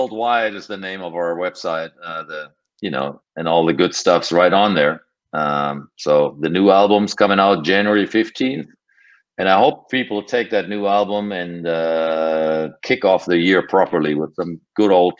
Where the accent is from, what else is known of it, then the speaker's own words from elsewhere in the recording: Germany; moved away; I came from Europe